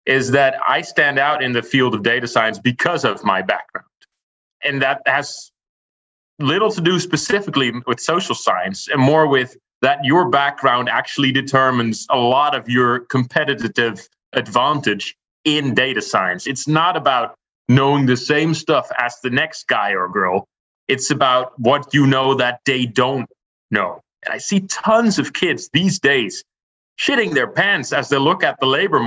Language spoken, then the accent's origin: English; Rotterdam, South Holland, Netherlands; my hometown of Rotterdam